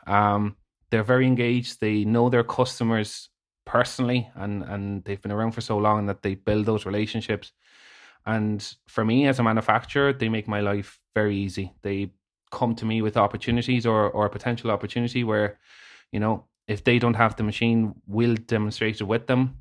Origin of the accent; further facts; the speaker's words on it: Spain; moved away as an adult; now in Ireland; I was born in Spain, a Irish mother, Spanish dad